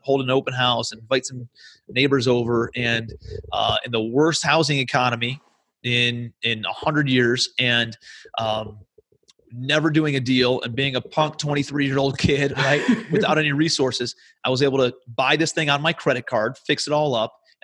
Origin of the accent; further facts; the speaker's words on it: Cleveland, Ohio, United States; moved away as an adult; also born or lived in New York City; I'm from Cleveland, Ohio originally, moved out to New York City